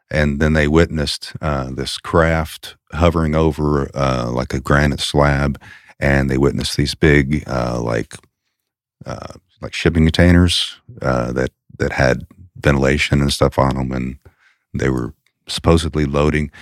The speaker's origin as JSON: {"language": "English", "town": "Lexington", "region": "Kentucky", "country": "United States", "tie": "born or raised there", "also_born_or_lived": "Daniel Boone National Forest area, Kentucky", "moved": "as an adult", "said": "I grew up in Lexington"}